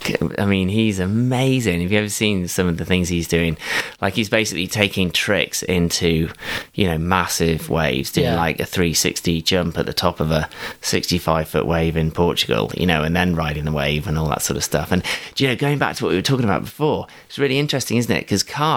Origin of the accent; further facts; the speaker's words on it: South West England, United Kingdom; And I was from Somerset or, you know, various other places, but I'd never seen mountains like that before.